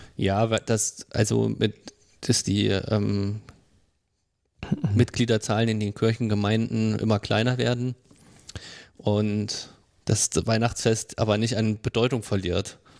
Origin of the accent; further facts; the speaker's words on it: Marburg, Hesse, Germany; born or raised there